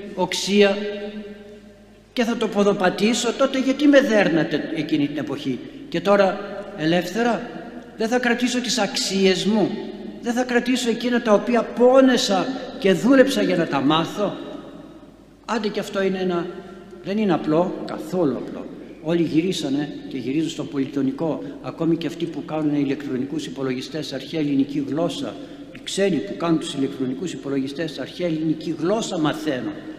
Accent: Greece; είμαι Έλληνας

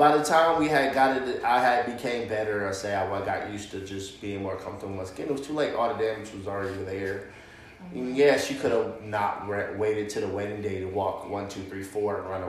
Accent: East Coast, United States; now in Arizona, United States; Hopefully, we're all from the East Coast, living in Arizona.

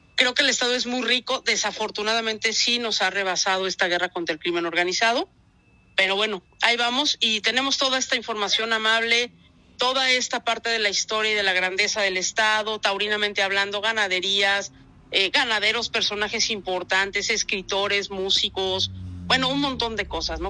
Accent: Guanajuato, Mexico; la gente que vivimos acá, de los que nacimos en Guanajuato, de los que somos parte del Estado

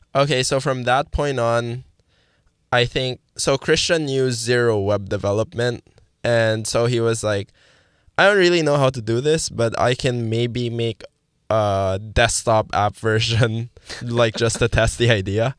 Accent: Manila, Metro Manila, Philippines; moved away; I'm from the, the Philippines, specifically in Manila. Came from an all dudes high school

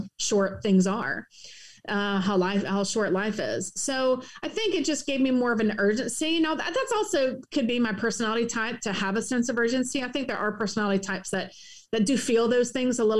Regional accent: Tallahassee, Florida, United States; moved away; also born or lived in New York; I'm from Tallahassee, Florida

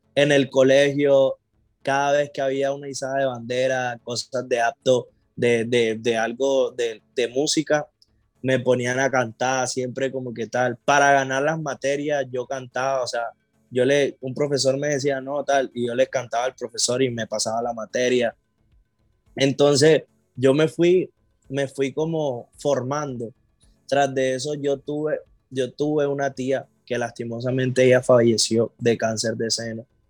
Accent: Colombia; yo soy de Colombia, pero yo vengo de una ciudad que en Colombia es de, de mucha alegría

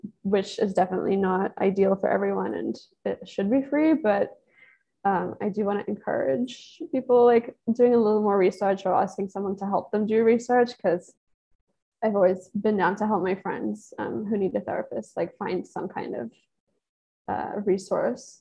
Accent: England, United Kingdom; moved away as an adult; now in United States; I'm from England and I moved here as a student and I'm still here.

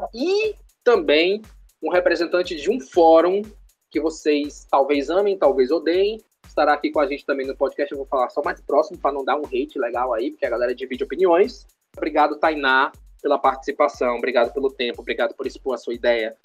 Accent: Paraíba, Brazil; eu sou da Paraíba

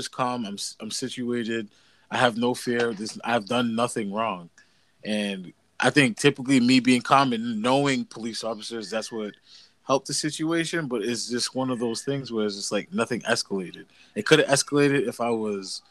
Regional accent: Massachusetts, United States; I lived in Massachusetts. I'm 30 years old. Lived in Massachusetts all my life

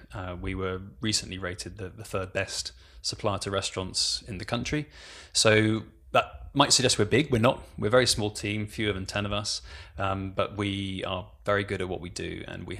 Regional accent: France; I grew up in France, I had two parents who loved drinking lots of nice wines and got to visit lots of wine regions.

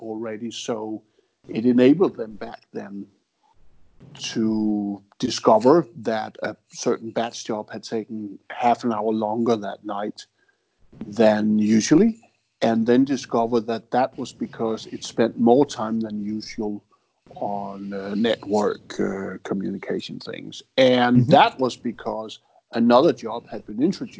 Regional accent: Denmark; I'm from Denmark.

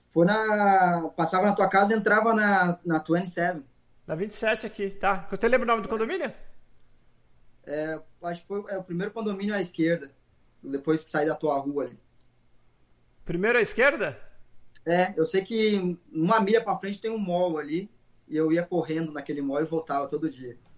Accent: Porto Alegre, Rio Grande do Sul, Brazil; moved away as an adult; also born or lived in Ibirubá; now in Jacksonville, United States; Bom, é, sou de Porto Alegre, morei 20 anos em Porto Alegre

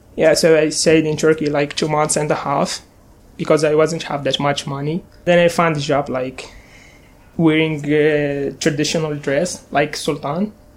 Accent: Skikda, Skikda Province, Algeria; English is a second language; moved away as an adult; I am 23 years old. I'm from Algeria.

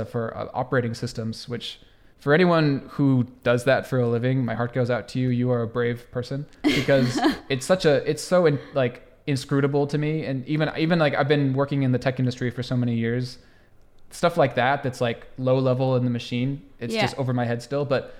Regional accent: United States; So when I was growing up in the United States, I never saw anybody do this.

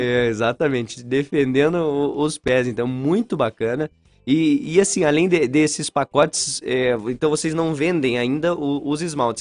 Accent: São Mateus do Sul, Paraná, Brazil; eu sou de São Mateus do Sul, o pessoal me chamava de polaco arçado

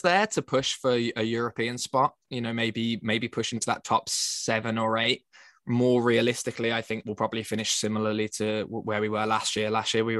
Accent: Birmingham, West Midlands, United Kingdom; now in Toronto, Canada; I was born and raised in Birmingham.

